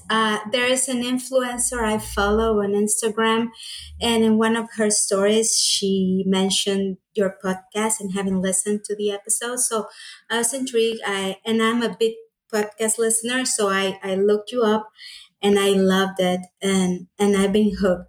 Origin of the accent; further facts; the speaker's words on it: Honduras; English is a second language; I was born and raised here. Yes.